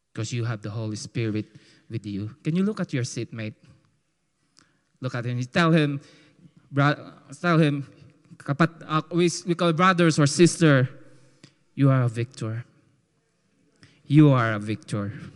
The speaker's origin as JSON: {"language": "English", "country": "Philippines", "accent": "call center Filipino", "said": "my call center Filipino accent"}